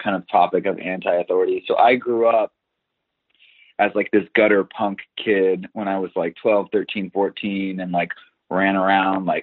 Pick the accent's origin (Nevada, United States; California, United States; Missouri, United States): California, United States; Los Alamitos; now in West Hollywood, United States; I grew up in Orange County, California, in the city of Los Alamitos, right outside of Seal Beach, and I am currently residing in West Hollywood.